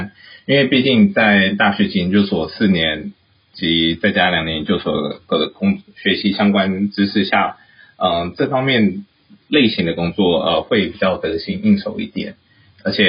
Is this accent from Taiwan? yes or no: no; United States; born there; 我自己因为是在美国出生，所以啊、呃，我毕业之后呢，先是在台湾工作了一年，然后服了兵役才出来。